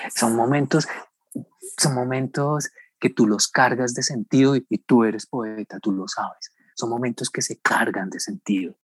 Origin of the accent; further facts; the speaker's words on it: Colombia; also born or lived in Bogotá / Medellín, Antioquia; no tendremos un segundo de felicidad como colombianos